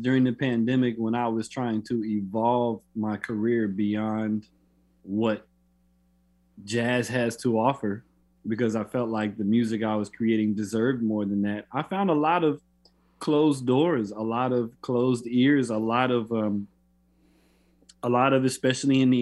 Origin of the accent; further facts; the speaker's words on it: Florida, United States; When I grew up in Florida